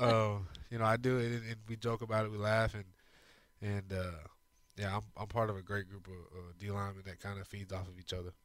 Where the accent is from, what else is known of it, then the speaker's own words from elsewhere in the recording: Arizona, United States; moved away as an adult; now in Houston, United States; I grew up in Arizona